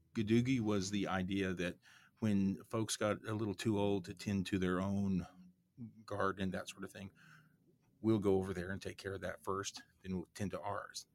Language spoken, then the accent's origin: English; Oklahoma, United States; where I grew up, which was in the, uh, Cherokee Nation and the Ozarks in Oklahoma